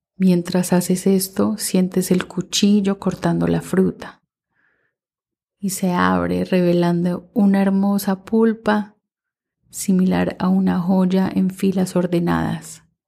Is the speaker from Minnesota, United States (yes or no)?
yes; Minnesota, United States; mientras crecí en Minnesota